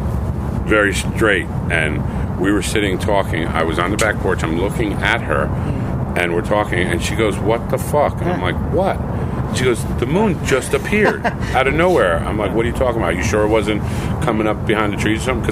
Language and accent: English; New York, United States; I'm from New York